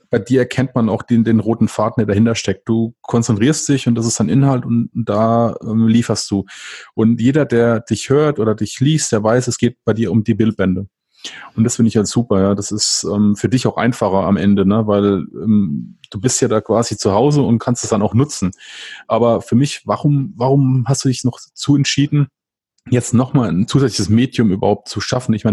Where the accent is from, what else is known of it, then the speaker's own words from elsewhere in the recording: Rhineland-Palatinate, Germany; weil ich bin ja aus der Pfalz und ähm, ich meine, die Vulkaneifel ist von mir ein bisschen nördlich